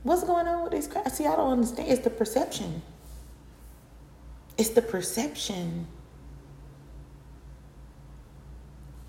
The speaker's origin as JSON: {"language": "English", "region": "Florida", "country": "United States", "said": "I'm from Florida. So I'm in Florida currently."}